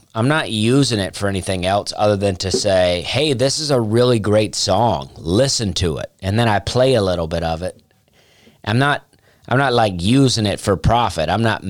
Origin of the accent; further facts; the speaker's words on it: Opelika, Alabama, United States; I am from Opelika, Alabama.